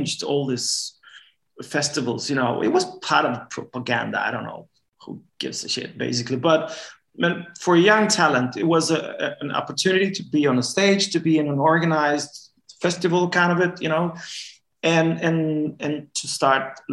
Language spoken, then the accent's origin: English; northern Romania, Romania; moved away; also born or lived in Norway; I'm born in a city north in Romania, north part of Romania